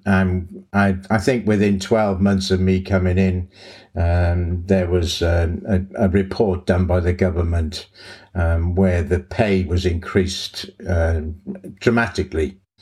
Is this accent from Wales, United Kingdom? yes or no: yes; Cardiff, Wales, United Kingdom; moved away as an adult; I'm from Cardiff in Wales originally